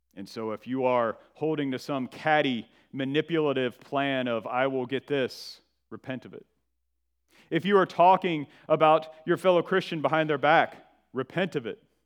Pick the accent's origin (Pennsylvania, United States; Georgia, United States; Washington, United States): Georgia, United States; northern; moved away; I'm from Georgia, and I am from the northern part of the state in the foothills of the Appalachian Mountains